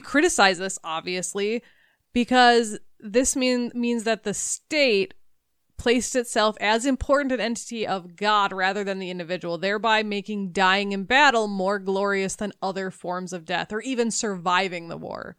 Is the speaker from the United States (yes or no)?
yes; United States; I'm an American